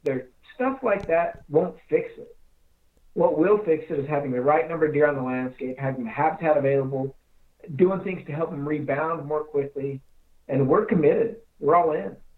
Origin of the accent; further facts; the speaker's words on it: Castle Dale, Utah, United States; I grew up in Castledale, Utah